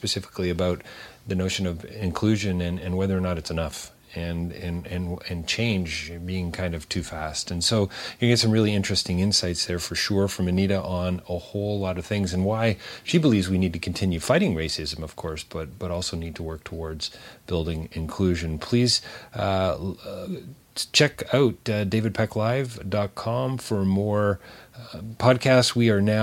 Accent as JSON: {"language": "English", "country": "Canada", "said": "being a Canadian, I guess there's a part of me that's not smug, but certainly is sort of proud of our Canadian heritage"}